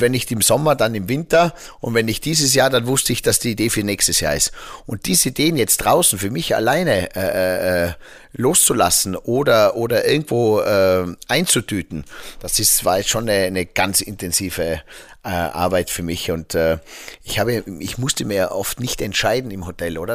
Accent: Zillertal, Tyrol, Austria; bei uns im Zillertal

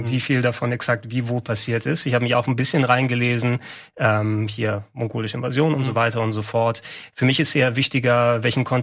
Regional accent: Attica, Greece; ich fand es eben schön, dass du wirklich eine Handvoll Kilometer zwischen Athen und meinem Heimatdorf hast

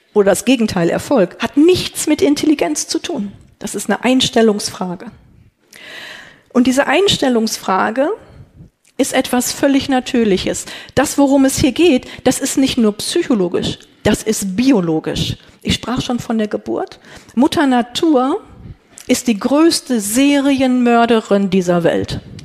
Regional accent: North Rhine-Westphalia, Germany; Ich komme aus Ostwestfalen

